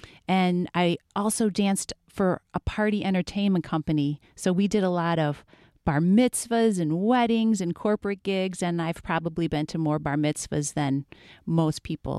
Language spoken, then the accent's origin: English; Dearborn, Michigan, United States; moved away as an adult; also born or lived in New York City; I was originally from Dearborn, danced there at my local dance schools for many years.